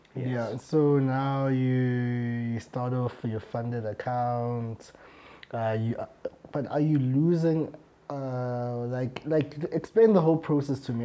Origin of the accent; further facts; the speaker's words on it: South Africa; as South African traders